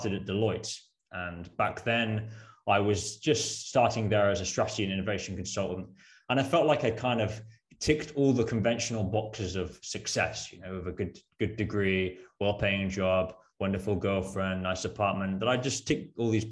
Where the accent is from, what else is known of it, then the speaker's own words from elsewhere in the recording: Worcestershire, West Midlands, United Kingdom; accent: British; moved away as an adult; also born or lived in Birmingham / Netherlands; I'm originally from the UK, hence my British accent, born in Birmingham, grew up in Worcestershire.